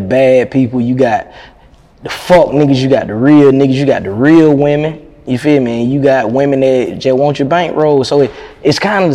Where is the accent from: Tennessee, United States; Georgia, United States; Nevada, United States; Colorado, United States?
Georgia, United States; Athens; I'm from Athens.